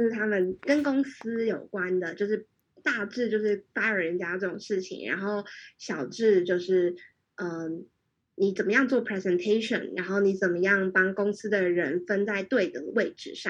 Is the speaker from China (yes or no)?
no; Taiwan; moved away as an adult; also born or lived in Hong Kong; 我在台湾长大，然后，然后就来香港读书。